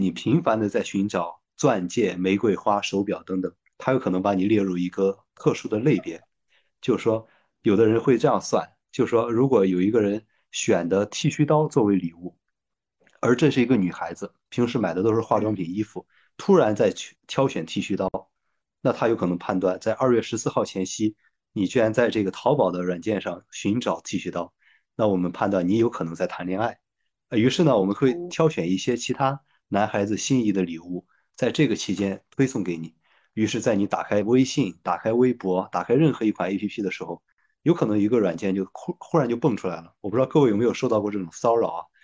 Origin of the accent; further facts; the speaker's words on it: Shandong, China; 我是山东人啊，我们有一句话嗯叫做“都在酒里呢